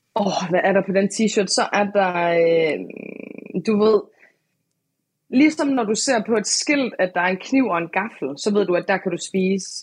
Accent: Aalborg, North Denmark Region, Denmark; jeg er fra Aalborg

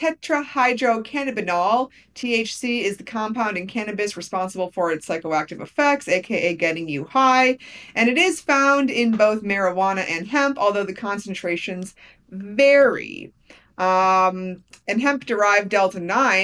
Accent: Wisconsin, United States; my home state of Wisconsin

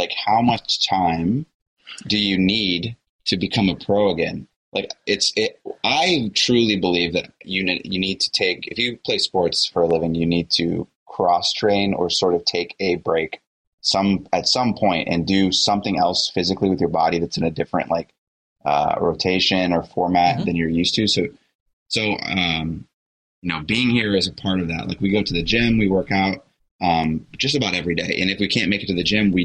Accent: United States; as an American

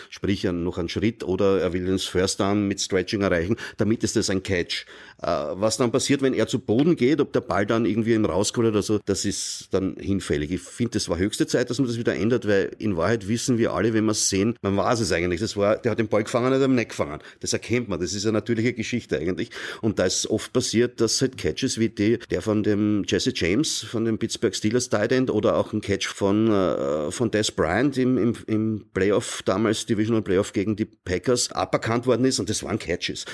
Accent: Austria; ich sehe das als Österreicher, ja, äh, und nicht als Amerikaner.

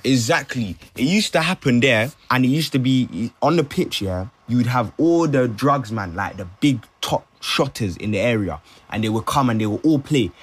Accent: London, United Kingdom; also born or lived in Brent; I'm from London

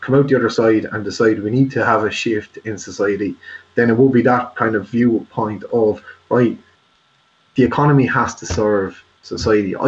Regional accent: Ireland

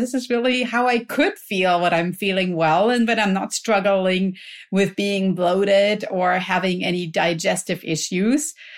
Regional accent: Germany; now in California, United States; I grew up in Germany

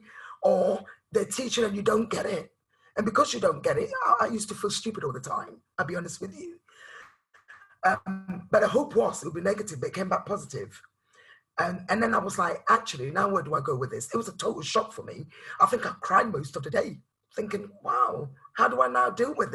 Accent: Ghana; I'm from Ghana, West African background

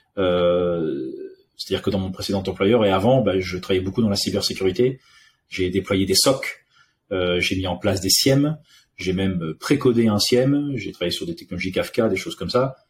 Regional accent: Réunion; also born or lived in Paris; now in France; je suis né en France, mais j'ai grandi à l'île de la Réunion

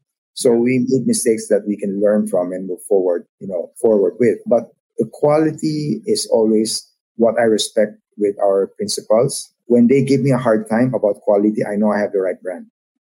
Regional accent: Philippines; So that's a part of being Filipino. Like I said, we understand how we work together.

